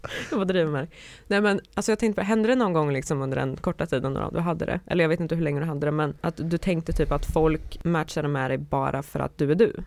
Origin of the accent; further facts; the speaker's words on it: Karlskoga, Örebro County, Sweden; moved away; jag var på besök hemma i min hemstad